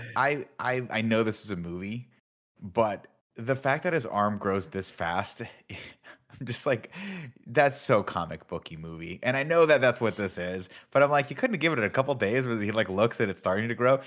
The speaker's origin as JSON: {"language": "English", "town": "San Francisco", "region": "California", "country": "United States", "tie": "born or raised there", "moved": "yes", "said": "I went to Lowell High School, born and raised in San Francisco"}